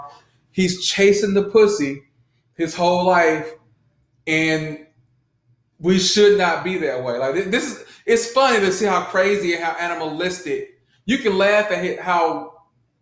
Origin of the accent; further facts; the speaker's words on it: Southwest Georgia, United States; I grew up in Southwest red dirt, red clay, Georgia